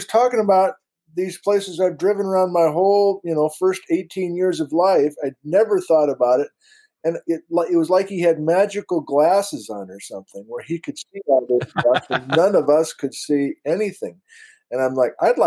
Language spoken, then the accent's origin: English; Wisconsin, United States; moved away as an adult; now in Ellensburg, United States; I'm from Wisconsin